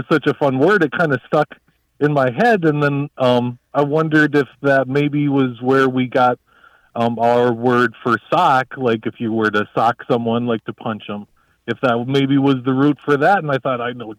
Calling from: Council Bluffs, Iowa, United States; I'm calling from Council Bluffs, Iowa.

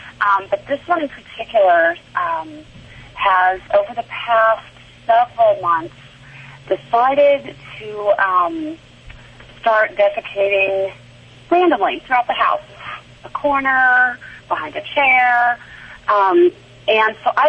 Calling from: Denver, Colorado, United States; I am in Denver.

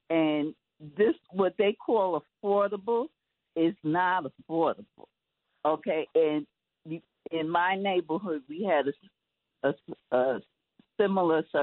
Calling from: Manhattan, New York, United States; from Manhattan.

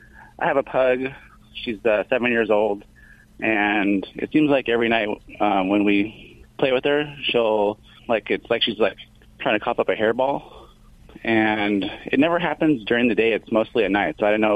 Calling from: Lake Forest, California, United States; From Lake Forest, California.

